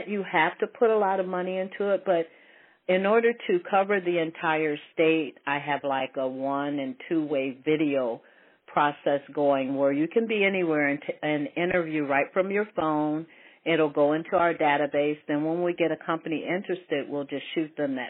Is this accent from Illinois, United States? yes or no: no; Ohio, United States; moved away; also born or lived in Colorado; I was born in Ohio, but I lived out in Colorado